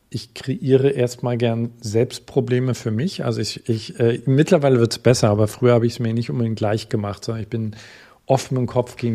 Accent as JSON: {"language": "German", "region": "East Germany", "country": "Germany", "said": "Wie gesagt, ich komme aus Ostdeutschland, das heißt, ich bin viel auf Reisen gewesen."}